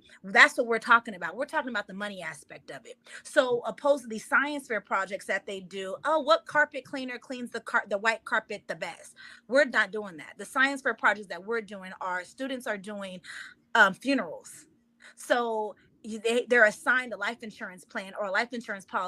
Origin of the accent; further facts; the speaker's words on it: Miami, Florida, United States; I'm from Miami.